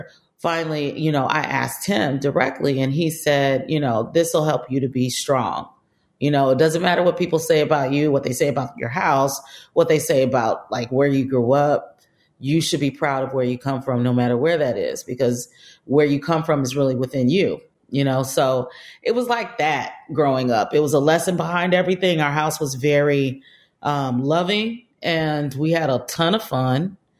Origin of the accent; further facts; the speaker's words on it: Compton, California, United States; I didn't really think of Compton as this really terrible place. You know, it was home.